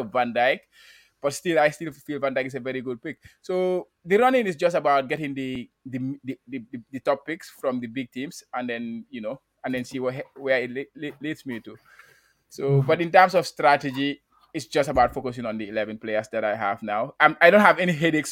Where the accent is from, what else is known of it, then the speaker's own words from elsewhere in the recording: Gambia; now in Japan; I'm a Gambian. I didn't say that, but I'm from the Gambia